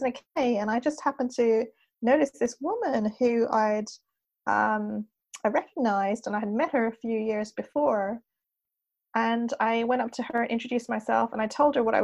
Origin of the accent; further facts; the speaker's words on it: Montreal, Quebec, Canada; also born or lived in Wimbledon, London, United Kingdom / Laurentian Mountains, Quebec; I was born in Britain, raised in Canada.